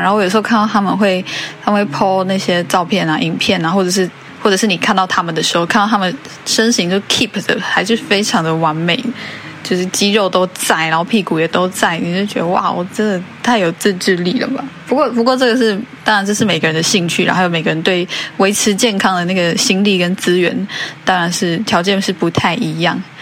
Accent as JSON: {"language": "Chinese", "country": "Taiwan", "said": "我们台湾人比较常讲的那个蜜大腿吧"}